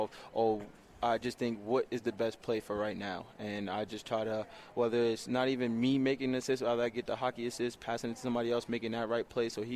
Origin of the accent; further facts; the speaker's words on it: New York City, New York, United States; I grew up in Laurelton, New York.